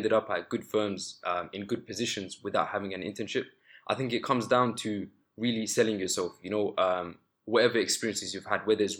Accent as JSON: {"language": "English", "region": "London", "country": "United Kingdom", "tie": "born or raised there", "said": "I grew up in East London"}